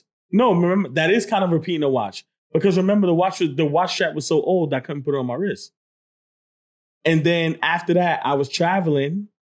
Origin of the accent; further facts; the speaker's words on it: New York, United States; I'm formally a New Yorker. I'm back to being a New Yorker.